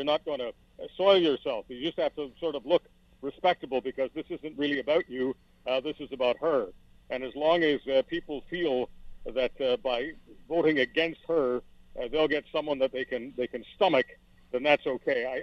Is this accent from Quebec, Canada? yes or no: yes; Montreal, Quebec, Canada; also born or lived in Toronto / Hamilton / Burlington / London, Ontario; now in Western Canada; growing up in Montreal